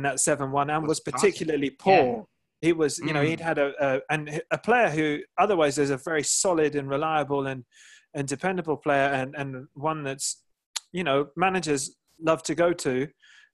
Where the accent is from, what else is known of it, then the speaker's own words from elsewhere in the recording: England, United Kingdom; being English